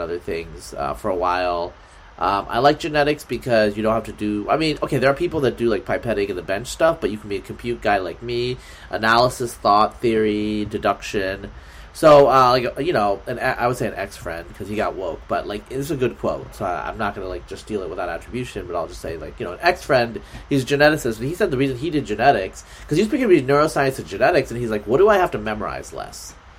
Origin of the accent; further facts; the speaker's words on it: Oregon, United States; I'm from Pacific Northwest. I'm from Oregon